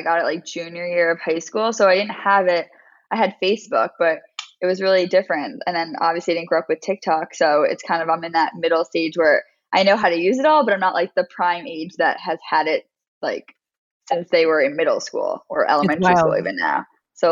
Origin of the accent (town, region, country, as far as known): Westchester, New York, United States; born or raised there; also born or lived in Maryland